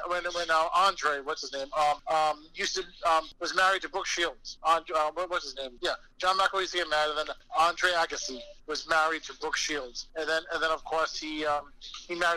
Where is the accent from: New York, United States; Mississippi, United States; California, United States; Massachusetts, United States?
Massachusetts, United States; Boston; I'm from Boston